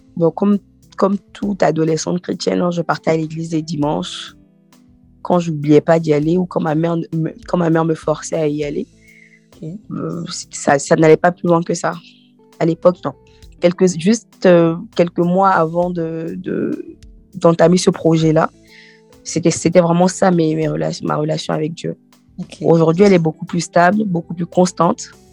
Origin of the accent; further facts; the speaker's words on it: Côte d’Ivoire; moved away as an adult; now in France; Je viens de, de la Côte d'Ivoire